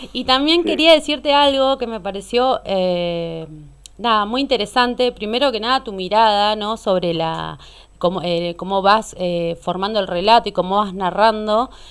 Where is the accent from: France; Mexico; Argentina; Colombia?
Argentina; San Francisco Solano, Buenos Aires Province; me crié en Solano, eh, nací ahí